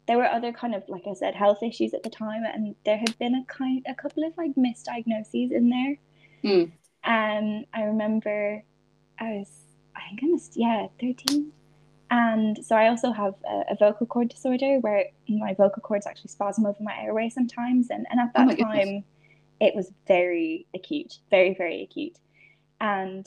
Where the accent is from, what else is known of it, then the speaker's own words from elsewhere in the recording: Donegal, Ulster, Ireland; also born or lived in England; now in Belfast, United Kingdom; I was born in England, so like my dad's English, but I grew up in Ireland, so I have I've kind of got to taste both healthcare systems, and now that I live in Northern Ireland, you know, it is a very different experience. I grew up in Donegal